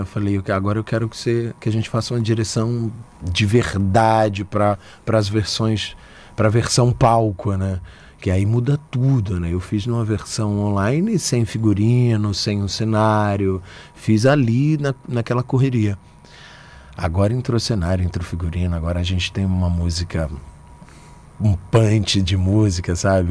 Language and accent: Portuguese; Aracaju, Sergipe, Brazil; moved away; also born or lived in Salvador; Eu nasci em Aracaju, vivi em Salvador muito tempo, mas eu nasci em Aracaju.